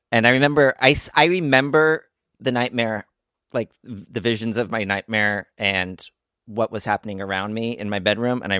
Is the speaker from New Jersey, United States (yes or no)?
yes; Montgomery, New Jersey, United States; I grew up in Montgomery, New Jersey